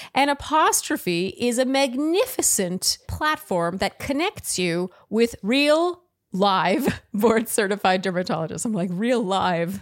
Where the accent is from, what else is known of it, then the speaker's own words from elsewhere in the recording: Ottawa, Ontario, Canada; grew up with French, right? Like, I'm from Ottawa